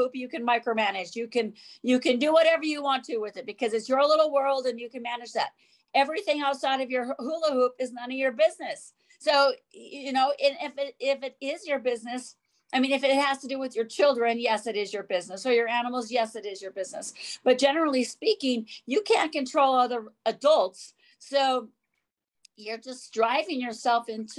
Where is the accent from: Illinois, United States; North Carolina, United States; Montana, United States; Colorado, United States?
Montana, United States; I grew up in Montana, so I have those very deep roots of farm life